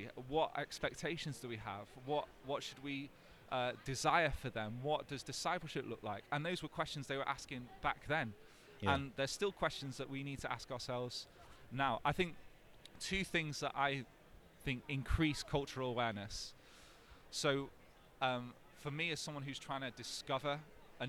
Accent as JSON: {"language": "English", "region": "North Wales", "country": "United Kingdom", "tie": "born or raised there", "said": "growing up in North Wales, the only non-white person in my town"}